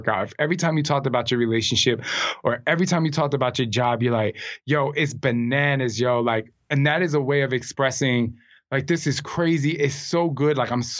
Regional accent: New Jersey, United States; I'm from Jersey.

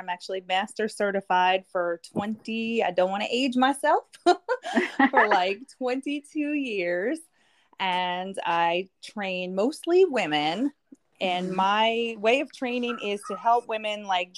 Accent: New York, United States; moved away; also born or lived in Connecticut; I grew up in New York and then we moved to Connecticut

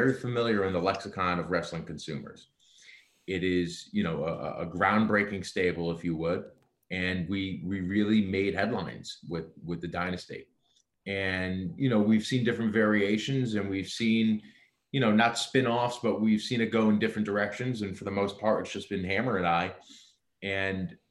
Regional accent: United States; being American born

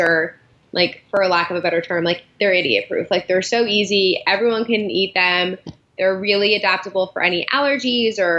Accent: right outside Princeton, New Jersey, United States; also born or lived in Allentown, Pennsylvania; New Jersey, right outside Princeton

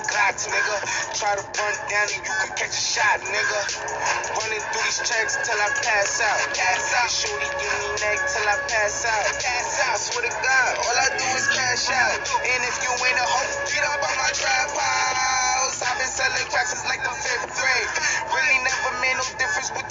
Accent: New York, United States; I'm from New York, Queens.

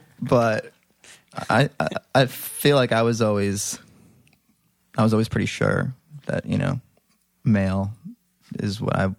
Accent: Libertyville, Illinois, United States; I was, right. In the suburbs. A little town called Libertyville.

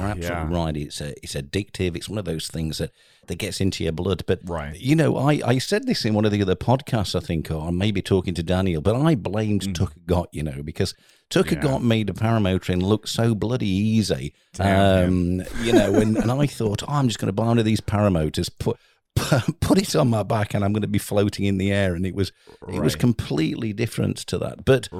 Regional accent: England, United Kingdom; we're English

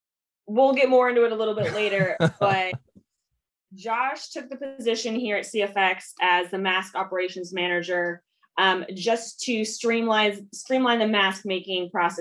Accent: San Diego, California, United States; I grew up in San Diego, California. I was born and raised in San Diego

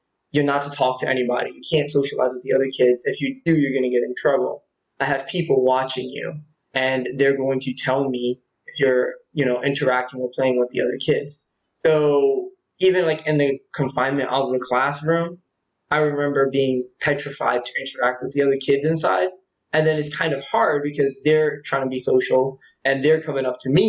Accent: Atlantic City area, New Jersey, United States; also born or lived in Vineland, New Jersey / Ventnor, New Jersey; I was born in Jersey, South Jersey, in a little country area called Vineland. I basically lived there until I was about three

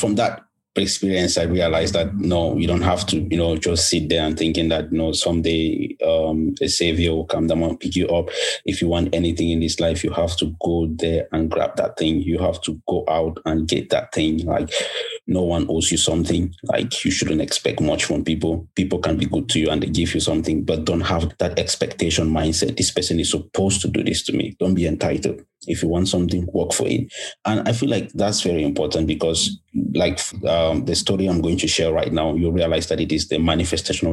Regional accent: Bamenda, Northwest Region, Cameroon; I am Cameroon from Bamenda. Of course, the beautiful city, the best place in the world. But, you know, I grew up in a family of three

